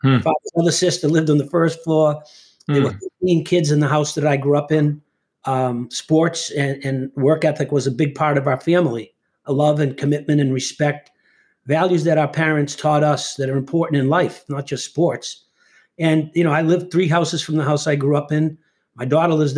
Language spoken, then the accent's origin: English; Winthrop, Massachusetts, United States; they named the rink after me in my hometown